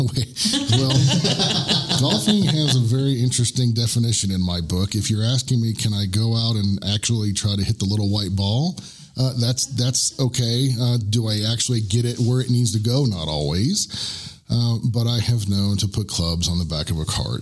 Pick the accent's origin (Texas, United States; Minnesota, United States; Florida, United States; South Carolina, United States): Florida, United States; Orlando; moved away as an adult; now in Woodland Park, United States; I am from Central Florida. I am from the Orlando area